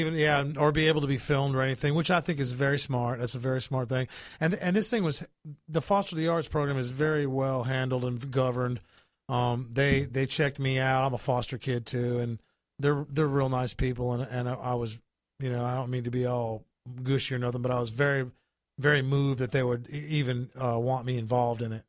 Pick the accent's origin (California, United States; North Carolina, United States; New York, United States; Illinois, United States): North Carolina, United States; New Bern; moved away as an adult; also born or lived in Tennessee; now in Florida, United States; I was born in Tennessee, but raised in North Carolina